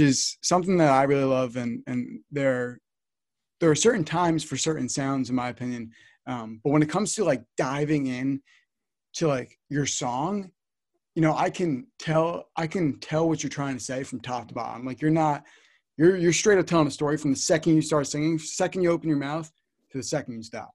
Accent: New Jersey, United States; I'm from North Jersey.

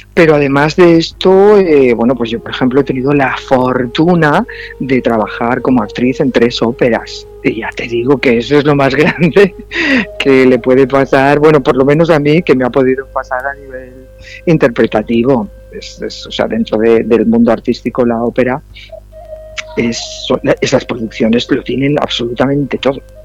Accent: Valencian Community, Spain; yo soy más valenciana que las naranjas

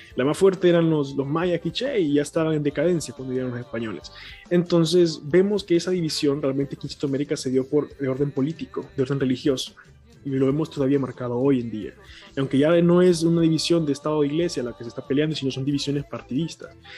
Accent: Honduras; soy centroamericano y que vengo de Honduras

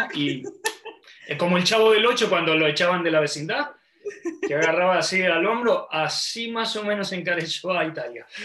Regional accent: Argentina; moved away as an adult; also born or lived in Gold Coast, Australia; now in Brisbane, Australia; yo salí de Argentina con un bolso, con poco dinero

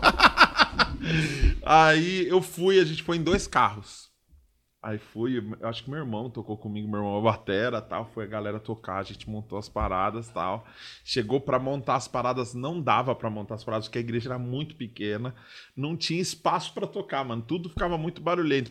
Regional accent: São Paulo, Brazil; eu sou da zona leste também

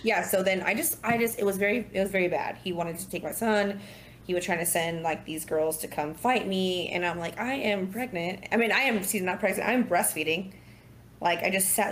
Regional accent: Southern Orange County, California, United States; moved away as an adult; now in Dallas, United States; growing up in Southern Orange County

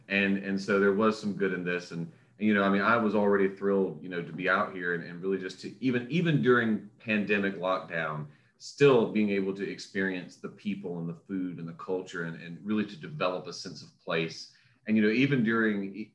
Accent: Florida, United States; moved away as an adult; now in Lafourche Parish, United States; packed up my bags from Florida, where I'm originally from the Sunshine State

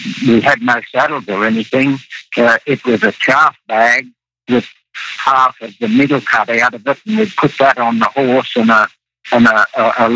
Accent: Caulfield, near Winton, Queensland, Australia; also born or lived in Atherton Tablelands; I was born in Caulfield, about 100 km from Winton, where Mum and Dad had the post office and store at Caulfield. And that's where I began my life back in about 1943.

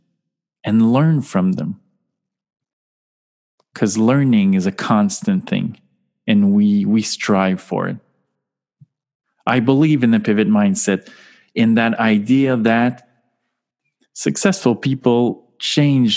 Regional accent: Canada; accent: French-Canadian; now in Montreal, Canada; as you can hear from my charming accent and my name, I am a French-Canadian soul

